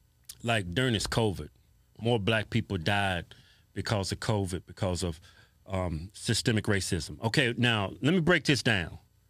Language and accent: English; Martinsville, Virginia, United States; We grew up in Martinsville, Virginia. See, that's why we grew up poor for the most part.